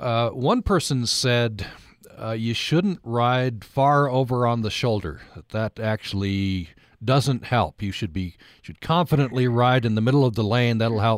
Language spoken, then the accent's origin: English; Vernal, Utah, United States; I'm trying to remember the situation out in Vernal. I go out frequently. It's my hometown.